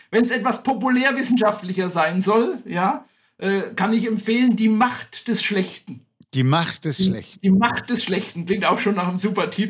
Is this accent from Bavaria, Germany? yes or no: no; Staufen, Baden-Württemberg, Germany; ich komme aus Staufen. Für alle, die nicht genau wissen, wo das liegt, das ist äh, Südbaden, das ist im Breisgau, das liegt äh, 20 Kilometer südlich von Freiburg.